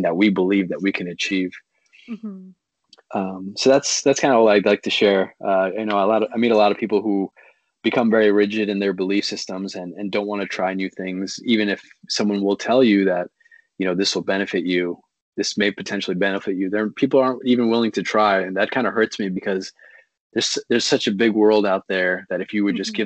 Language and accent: English; Pakistan; I grew up from in Pakistan